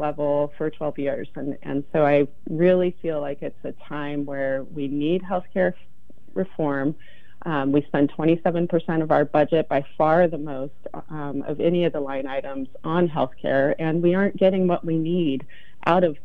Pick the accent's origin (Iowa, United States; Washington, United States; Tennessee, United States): Washington, United States; outside of Seattle; also born or lived in Denver, Colorado; now in Portland, United States; I grew up outside of Seattle in a working class family